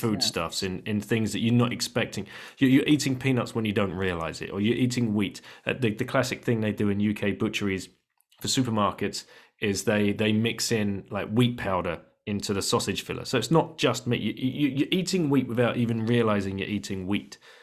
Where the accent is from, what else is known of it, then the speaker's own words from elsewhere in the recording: United Kingdom; we're British.